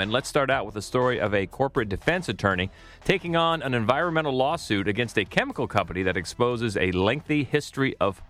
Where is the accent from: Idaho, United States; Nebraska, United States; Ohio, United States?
Ohio, United States; Cambridge; now in Columbus, United States; I grew up in Cambridge, Ohio